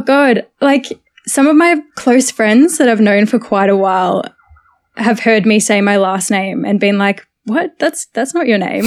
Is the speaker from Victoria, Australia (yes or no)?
yes; Sunbury, Victoria, Australia; also born or lived in Carlton, Melbourne; now in Melbourne, Australia; born in literally Carlton, grew up in Sunbury my whole life